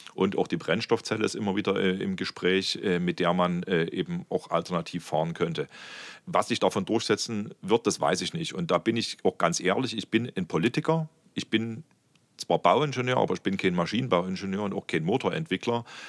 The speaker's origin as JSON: {"language": "German", "town": "Meissen", "region": "Saxony", "country": "Germany", "tie": "born or raised there", "also_born_or_lived": "Dresden", "said": "ich komme aus Meißen, bin dort groß geworden"}